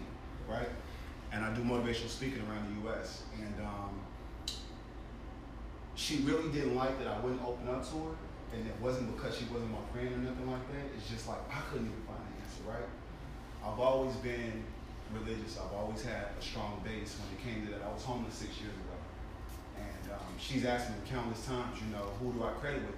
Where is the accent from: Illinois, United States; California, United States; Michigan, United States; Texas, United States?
Illinois, United States; Chicago; I'm from Chicago.